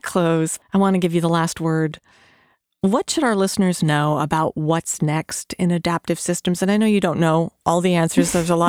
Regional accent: Albania; Spoiler alert. I'm from Albania.

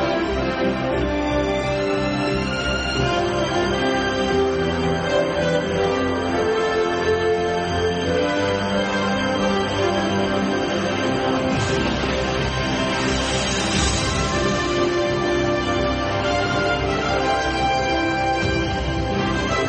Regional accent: Columbia, Missouri, United States; now in Columbia, Maryland, United States; I grew up in Columbia, Missouri, which is weird because now I live in Columbia, Maryland

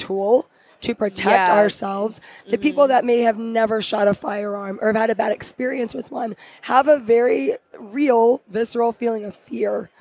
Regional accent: Texas, United States; I'm also from Texas

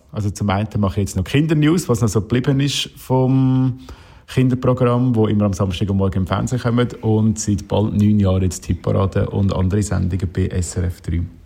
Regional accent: Aargau, Switzerland; im Herzen als Aargauer

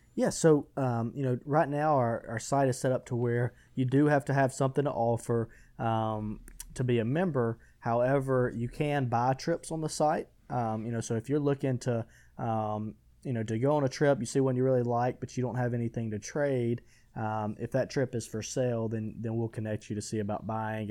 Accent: Butler, Alabama, United States; I'm originally from Butler, Alabama, a small, small little town in, in West Alabama

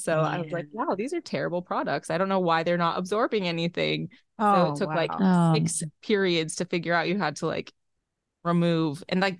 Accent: Waterloo, Iowa, United States; also born or lived in Brownsville, United States; So early roots, I was born in Waterloo and we lived different places in Iowa. And then my mom took a teaching job in Texas. So we lived in Texas in Brownsville for a year.

